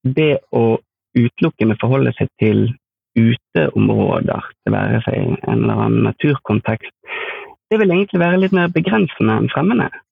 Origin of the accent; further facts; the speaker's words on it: Askøy, Vestland, Norway; jeg kommer fra Askøy utenfor Bergen